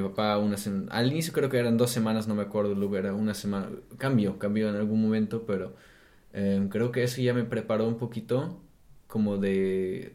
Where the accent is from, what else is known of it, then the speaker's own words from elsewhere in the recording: Germany; Spanish is a second language; also born or lived in Mexico / Brazil; now in Berlin, Germany; yo como soy alemán